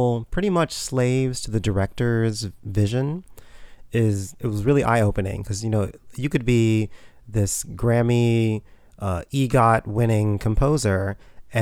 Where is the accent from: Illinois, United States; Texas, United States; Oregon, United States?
Texas, United States; Houston; moved away as an adult; also born or lived in Ohio; now in New York City, United States; I was born and raised in Houston, Texas